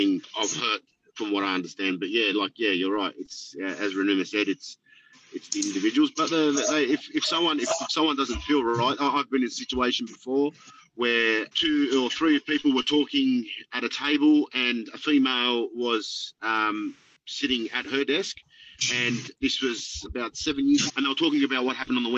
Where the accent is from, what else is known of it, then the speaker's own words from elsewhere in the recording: Sydney, New South Wales, Australia; I grew up in Lakemba